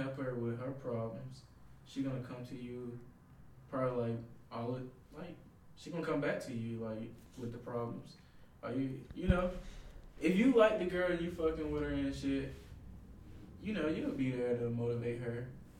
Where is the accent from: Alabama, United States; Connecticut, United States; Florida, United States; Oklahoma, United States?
Alabama, United States; Birmingham; moved away as an adult; now in Los Angeles, United States; I'm from Birmingham, Alabama